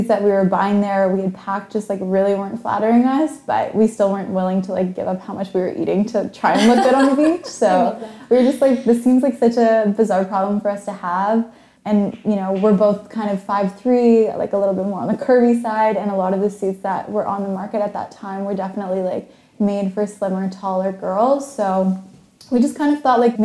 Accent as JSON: {"language": "English", "town": "Toronto", "region": "Ontario", "country": "Canada", "said": "I'm from Toronto"}